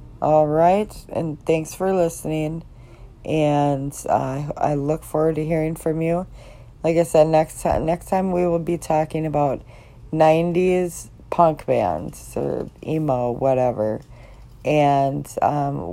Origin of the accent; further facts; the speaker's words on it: Chicago, Illinois, United States; now in Minnesota, United States; I'm from Chicago, Illinois, and just grew up a Cardinals fan